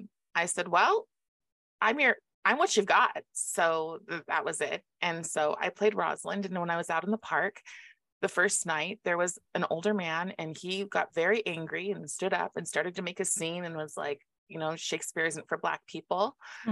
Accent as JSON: {"language": "English", "town": "Moses Lake", "region": "Washington", "country": "United States", "tie": "born or raised there", "said": "Moses Lake, the town I'm from"}